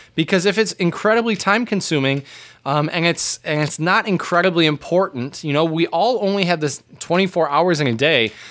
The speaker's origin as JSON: {"language": "English", "country": "United States", "said": "us both as Americans"}